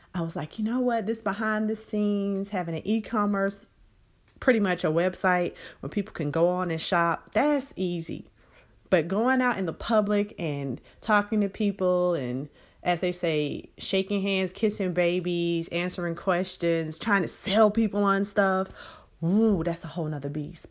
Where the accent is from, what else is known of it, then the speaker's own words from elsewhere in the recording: Birmingham, Alabama, United States; now in San Antonio, United States; my hometown of Birmingham, Alabama